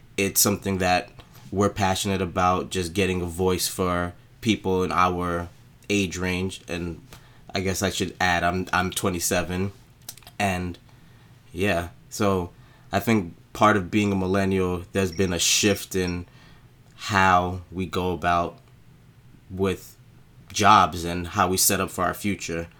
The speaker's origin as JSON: {"language": "English", "town": "New York City", "region": "New York", "country": "United States", "tie": "born or raised there", "said": "I was again born and raised in Brooklyn, and my family's actually from Haiti, so I'm a Haitian American"}